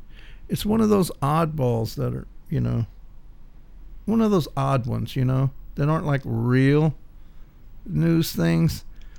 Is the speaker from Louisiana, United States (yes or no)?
yes; the South, Louisiana, United States; first language English; I'm from the South.